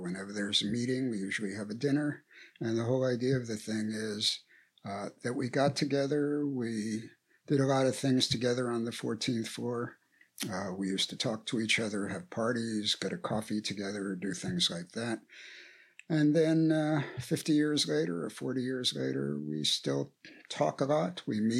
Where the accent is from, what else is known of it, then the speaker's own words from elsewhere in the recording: New York City, New York, United States; moved away as an adult; I was born in New York City, lived here till I was 19